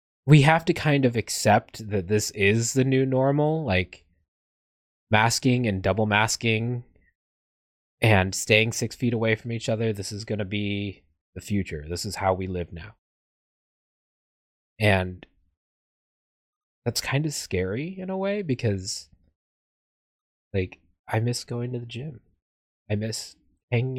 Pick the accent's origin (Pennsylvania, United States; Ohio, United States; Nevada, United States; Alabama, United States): Nevada, United States; Las Vegas; I grew up in Vegas